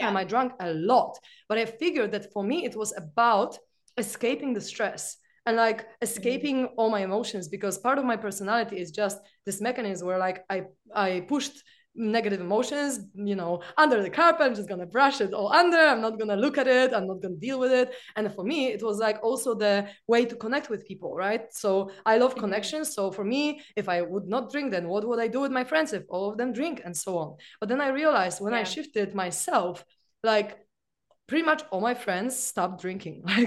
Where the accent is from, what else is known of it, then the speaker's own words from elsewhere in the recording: Poland; I'm from Poland